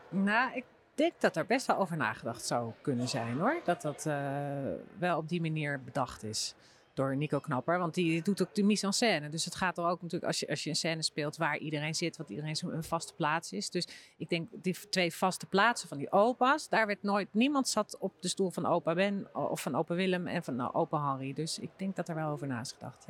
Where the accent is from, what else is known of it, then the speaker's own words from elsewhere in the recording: Bunnik, Utrecht, Netherlands; ik kom uit Bunnik